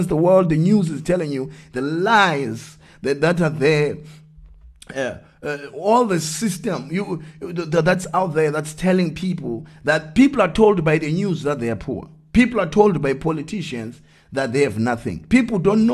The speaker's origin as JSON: {"language": "English", "region": "Eastern Cape", "country": "South Africa", "tie": "born or raised there", "said": "I grew up in Eastern Cape"}